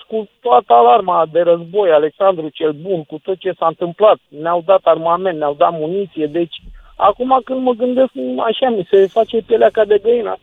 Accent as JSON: {"language": "Romanian", "country": "Romania"}